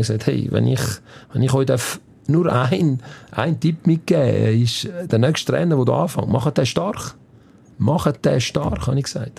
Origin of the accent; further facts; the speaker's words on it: Switzerland; also born or lived in Campania, Italy (parents' region); wenn du da aufgewachsen bist, wenn du da die Schule besucht hast